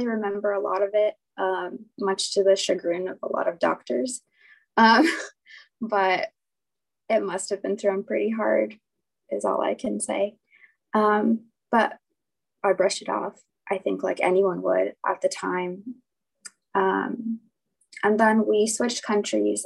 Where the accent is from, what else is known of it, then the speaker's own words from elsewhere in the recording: San Diego, California, United States; I'm 27 and I'm from San Diego